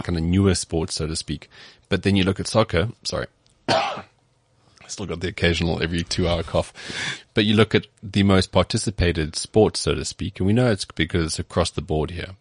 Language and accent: English; Cape Town, Western Cape, South Africa; I grew up in Cape Town